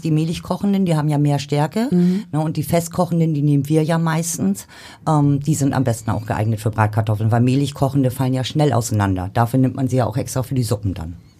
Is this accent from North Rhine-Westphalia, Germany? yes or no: no; Rostock, Mecklenburg-Vorpommern, Germany; now in Hamburg, Germany; aus Ostdeutschland damals, so wo ich herkomme. Ich komme aus Rostock.